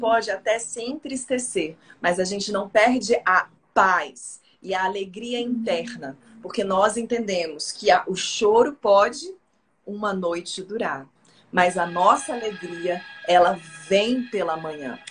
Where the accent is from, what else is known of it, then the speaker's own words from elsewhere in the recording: Brasília, Federal District, Brazil; eu sou de Brasília